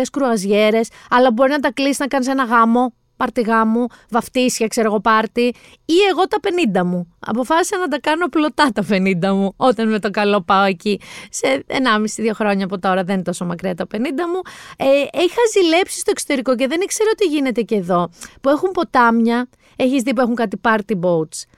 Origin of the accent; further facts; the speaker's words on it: Peloponnese, Greece; γιατί έτσι λέμε στο χωριό μου στη Μάνη, so long beaches λέμε. Τώρα που λέω Μάνη παιδιά, ε, μας έχει βρει ένα κακό Γιάννη μας εκεί κάτω.